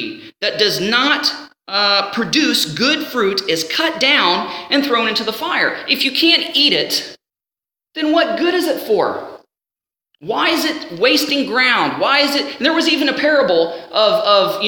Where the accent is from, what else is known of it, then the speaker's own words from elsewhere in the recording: Ohio, United States; growing up in the house that I was at, growing up in Ohio